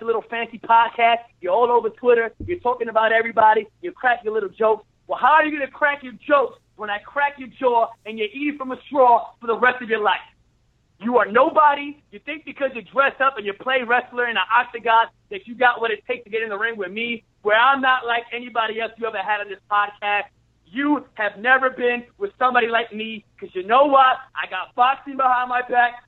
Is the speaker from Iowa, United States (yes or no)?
no; New York City, New York, United States; I'm from Brooklyn, home of the tough guy